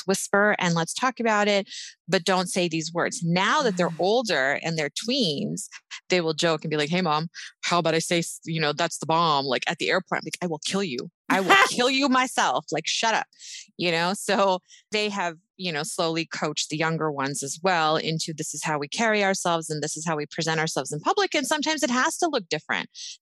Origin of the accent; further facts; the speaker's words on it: United States; we grew up in America